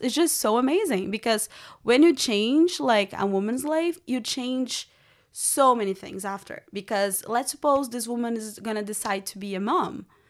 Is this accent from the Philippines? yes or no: no; Brazil; English is a second language; also born or lived in Rio de Janeiro; now in United States; I grew up in Brazil